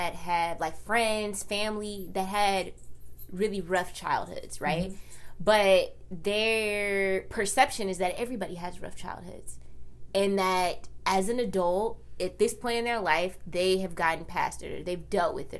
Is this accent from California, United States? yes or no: yes; Compton, California, United States; growing up in Compton